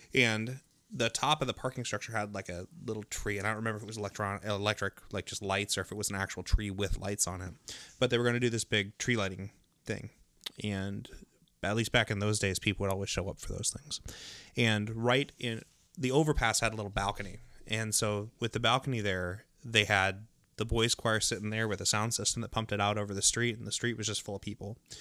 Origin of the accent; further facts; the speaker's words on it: West Coast, United States; moved away; I grew up on the West Coast